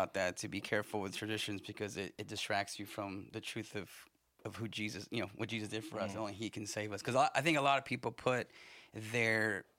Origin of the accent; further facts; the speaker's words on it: Southern United States, United States; I grew Southern Baptist. I grew up in the South.